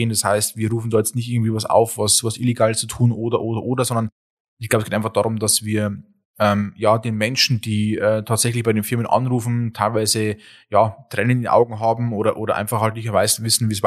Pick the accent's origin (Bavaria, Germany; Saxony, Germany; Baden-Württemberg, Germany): Bavaria, Germany; Wir kommen ja auch aus Ostbayern.